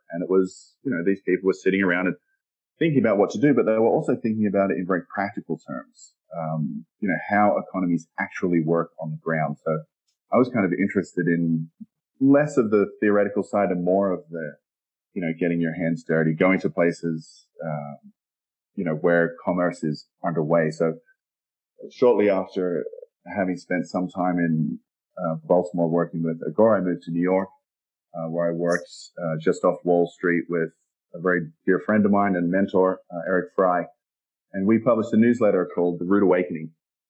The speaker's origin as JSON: {"language": "English", "country": "Australia", "also_born_or_lived": "London", "accent": "Australian", "moved": "yes", "said": "My accent is Australian. It's a little buried from having spent so much time abroad. But I first moved from Australia."}